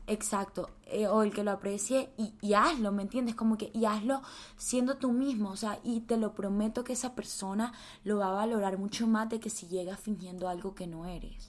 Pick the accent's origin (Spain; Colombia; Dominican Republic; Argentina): Colombia; also born or lived in United States